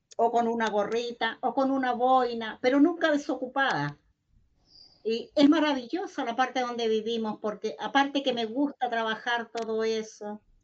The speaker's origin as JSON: {"language": "Spanish", "area": "Cerro Galera, near Coyhaique", "region": "Aysén", "country": "Chile", "said": "soy del sector de Cerro Galera, eh, que son como 40 kilómetros, 45 kilómetros de acá de, de Coyhaique"}